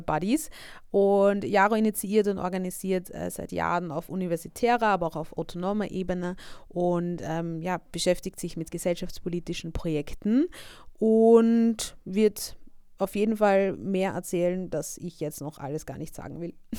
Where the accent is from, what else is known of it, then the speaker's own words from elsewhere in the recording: Vienna, Austria; ich bin ja auch aus Österreich, aus Wien